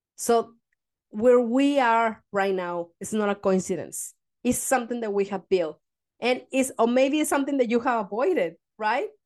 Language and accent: English; Mexico; now in Denmark; I come from Mexico